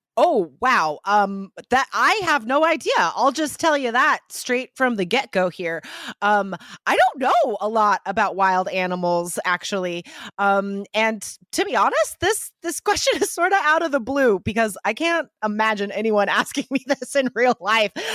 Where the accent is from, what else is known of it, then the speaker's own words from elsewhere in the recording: United States; first language English; I am from the United States